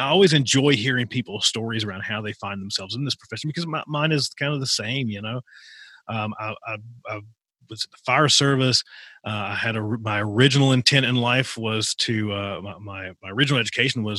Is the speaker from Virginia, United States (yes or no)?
yes; rural Appalachia, Virginia, United States; I grew up in rural Appalachia, so I was about an hour from Virginia Tech.